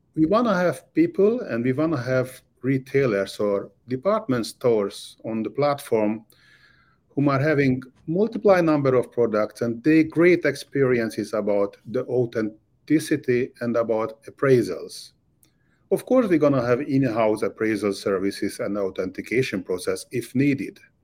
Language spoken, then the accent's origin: English; Budapest, Hungary; moved away as an adult; now in Miami, United States; I was born and raised in Budapest, Hungary.